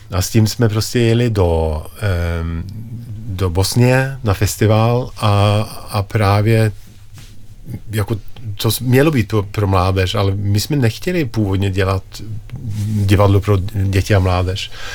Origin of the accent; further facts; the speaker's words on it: Norway; Czech is a second language; moved away; jsem z Norska